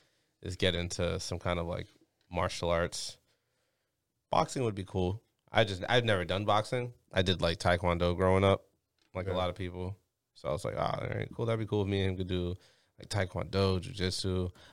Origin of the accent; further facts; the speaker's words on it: Jamaica; now in United States; I'm Jamaican